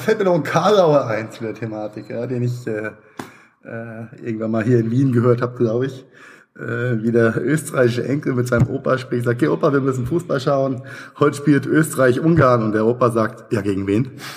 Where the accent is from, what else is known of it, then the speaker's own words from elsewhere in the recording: Mainz, Rhineland-Palatinate, Germany; Meine Heimatstadt Mainz hat äh, 260, 280.000, sowas